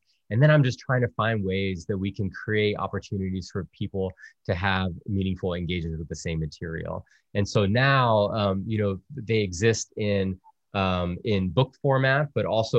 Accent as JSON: {"language": "English", "region": "South Texas", "country": "United States", "tie": "born or raised there", "also_born_or_lived": "Virginia", "said": "growing up as a Salva Puerto Rican kid in South Texas"}